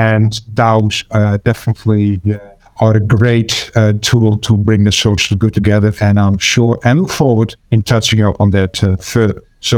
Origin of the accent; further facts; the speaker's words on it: Amsterdam, North Holland, Netherlands; I'm from Amsterdam in the Netherlands.